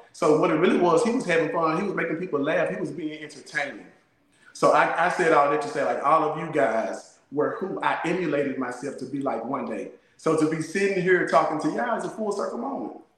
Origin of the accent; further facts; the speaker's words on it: Colorado, United States; growing up in Colorado